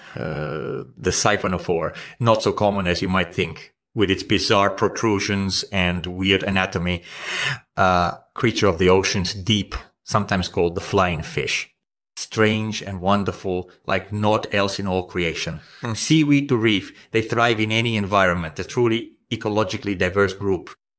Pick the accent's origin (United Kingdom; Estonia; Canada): Estonia; I grew up in Estonia